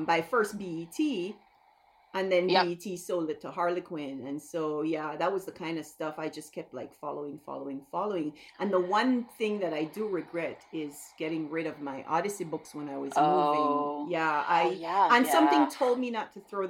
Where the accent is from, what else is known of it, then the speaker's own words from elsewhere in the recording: Belize; moved away as an adult; now in United States; to get the accent out of the way, I'm from Belize